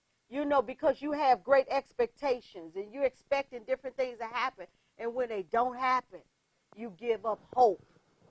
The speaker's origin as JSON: {"language": "English", "town": "Detroit", "region": "Michigan", "country": "United States", "said": "I came from Detroit. And over the city of Detroit was a spirit of hopelessness."}